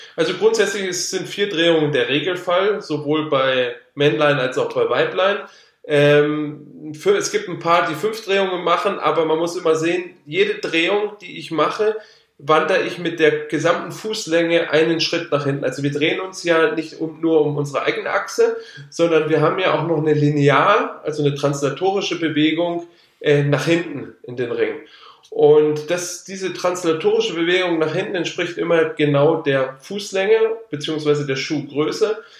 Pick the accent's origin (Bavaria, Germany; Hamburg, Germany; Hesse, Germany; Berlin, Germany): Bavaria, Germany; Allgäu; also born or lived in Würzburg; bin da mit meinen Eltern zusammen nach der vierten Klasse, genau nach der vierten Klasse, also mit zehn Jahren dann ins Allgäu gezogen